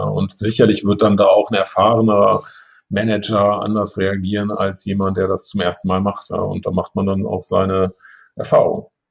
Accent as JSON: {"language": "German", "town": "Braunschweig", "region": "Lower Saxony", "country": "Germany", "tie": "born or raised there", "also_born_or_lived": "St. Gallen, Switzerland", "moved": "as an adult", "said": "ich wollte auch weg von zu Hause. Ich wollte jetzt nicht in Braunschweig bleiben"}